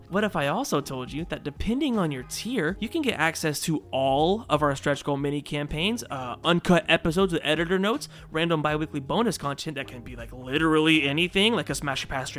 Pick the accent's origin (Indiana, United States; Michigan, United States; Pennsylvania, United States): Michigan, United States; Hey, I'm a Michigander.